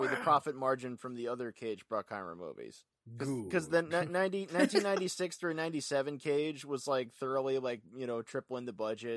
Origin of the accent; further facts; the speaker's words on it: Ventura, California, United States; my hometown of Ventura